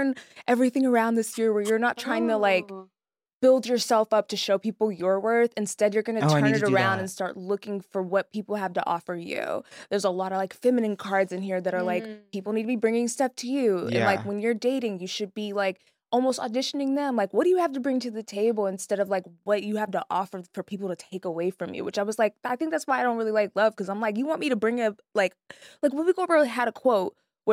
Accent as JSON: {"language": "English", "town": "Frisco", "region": "Texas", "country": "United States", "tie": "born or raised there", "also_born_or_lived": "New York", "moved": "yes", "lives_now": "Los Angeles, United States", "said": "I grew up in Frisco, Texas"}